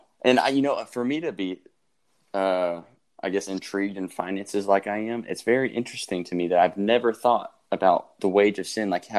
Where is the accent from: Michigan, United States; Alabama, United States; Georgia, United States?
Georgia, United States; right south of Atlanta; I'm actually from Lanta. Oh, really? Yeah, I'm right south of Atlanta.